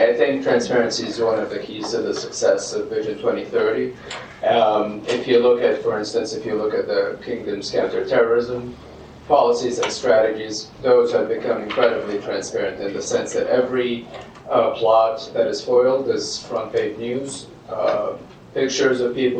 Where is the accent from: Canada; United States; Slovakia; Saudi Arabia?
Saudi Arabia; Jeddah, Makkah Province; Jeddah, for instance, which is where my hometown